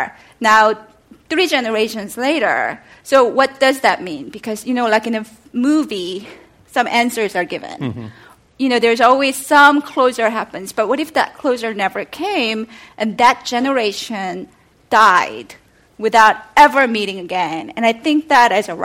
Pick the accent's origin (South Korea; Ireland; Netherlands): South Korea; moved away; I am Korean, and I was born and raised in South Korea